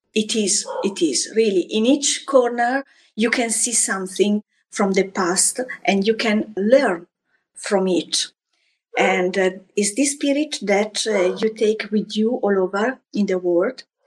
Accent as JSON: {"language": "English", "town": "Florence", "region": "Tuscany", "country": "Italy", "tie": "born or raised there", "moved": "yes", "lives_now": "France", "said": "I grew up in Florence, where I was born almost a century ago."}